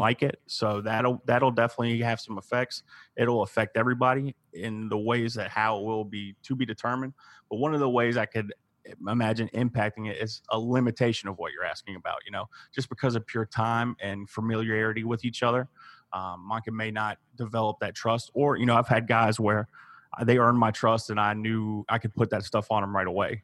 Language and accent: English; Savannah, Georgia, United States; I grew up in Savannah